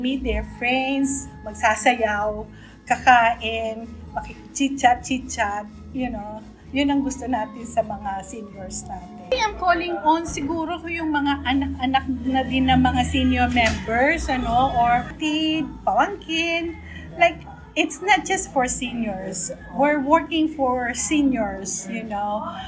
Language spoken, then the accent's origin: Tagalog; Philippines; now in Australia; Although yung heritage natin from the Philippines. But pag nasa Australia tayo, we're Australian of Filipino origin